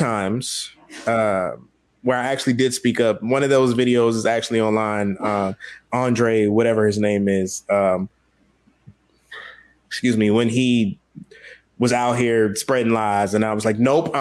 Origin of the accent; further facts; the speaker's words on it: Washington, District of Columbia, United States; I am from South and Northeast DC.